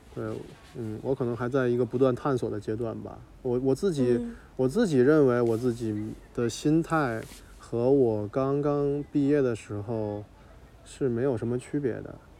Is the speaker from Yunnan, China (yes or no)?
no; Tianjin, China; 我是天津人，然后我就是哦，算是一个沿海城市长大的